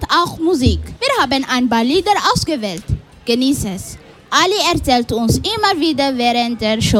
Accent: Somalia; German is a second language; now in Switzerland; 16 Jahre alt und ich komme aus Somalia.

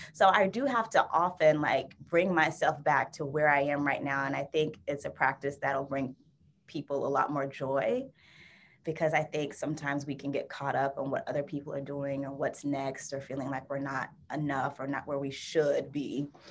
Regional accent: Florida, United States; now in Bay Area, United States; I'm from Florida originally

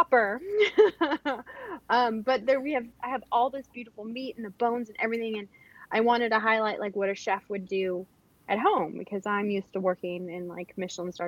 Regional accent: Riverside, California, United States; moved away as an adult; now in Georgia, United States; I grew up in Riverside, California

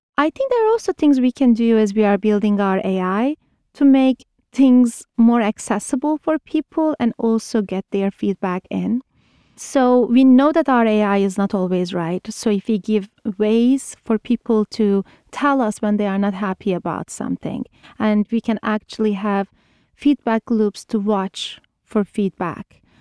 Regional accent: Turkey; moved away as an adult; I'm originally from Turkey, did my undergrad in Turkey

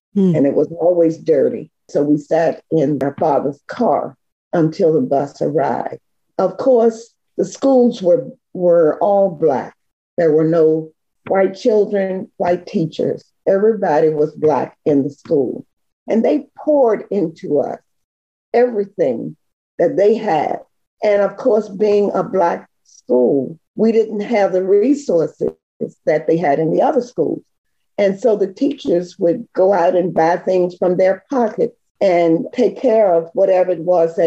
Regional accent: South Hill, Virginia, United States; born or raised there; also born or lived in Martinsville, Virginia

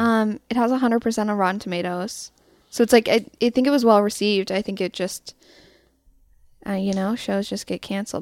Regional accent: Louisville, Colorado, United States; I'm from Louisville, which is a suburb in Boulder County

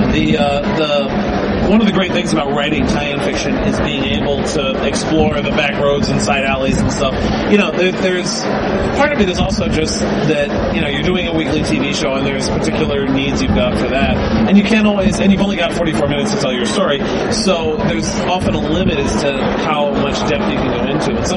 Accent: New York City, New York, United States; I grew up in New York City in the 70s and uh, Channel 11 in New York used to show Star Trek every weeknight at six o'clock.

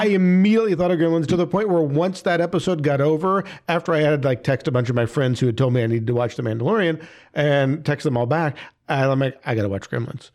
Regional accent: near Chicago, Illinois, United States; moved away; I grew up near Chicago

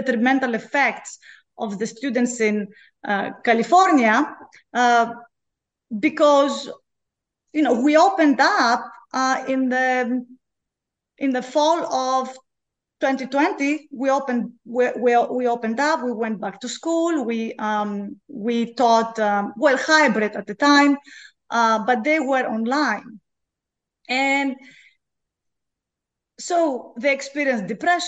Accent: Greece; moved away as an adult; also born or lived in Belgium / Finland / Oregon; now in Baton Rouge, United States; I'm originally from Greece

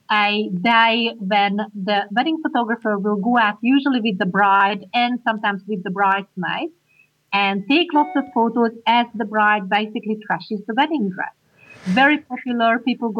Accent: Hungary; English is a second language; now in Australia; I'm Hungarian.

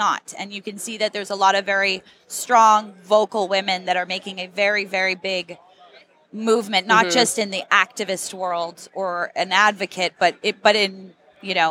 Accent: Las Vegas, Nevada, United States; Vegas is my hometown

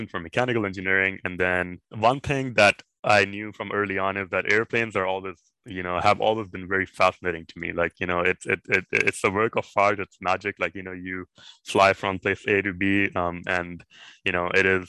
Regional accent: Lahore, Punjab, Pakistan; moved away as an adult; also born or lived in Indiana, United States / Massachusetts, United States; I'm originally from Pakistan. I grew up in this metropolitan city called Lahore.

